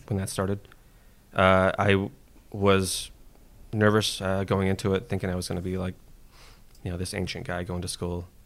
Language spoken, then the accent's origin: English; San Jose, California, United States; now in Pacifica, United States; originally f, uh, from San Jose. Uh, I do live in, uh, Pacifica now, just, uh, south of San Francisco